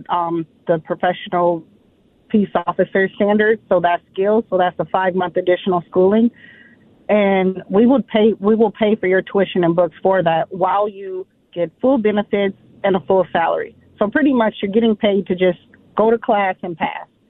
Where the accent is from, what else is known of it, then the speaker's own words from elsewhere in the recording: Minneapolis, Minnesota, United States; I was born and raised here in Minneapolis